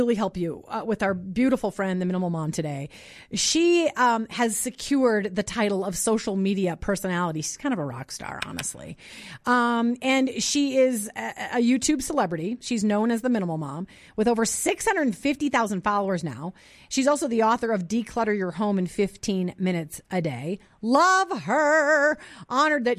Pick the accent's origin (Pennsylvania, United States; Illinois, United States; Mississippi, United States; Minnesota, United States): Minnesota, United States; now in Denver, United States; I grew up in Minnesota